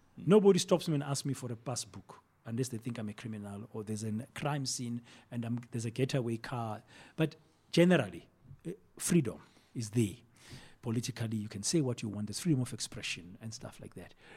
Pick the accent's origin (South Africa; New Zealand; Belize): South Africa; moved away as an adult; also born or lived in Mozambique; we are a South African businessman